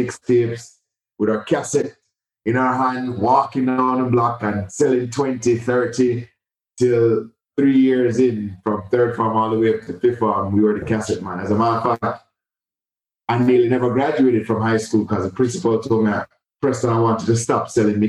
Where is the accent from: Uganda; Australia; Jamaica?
Jamaica; moved away as an adult; also born or lived in New York; Born and raised in Jamaica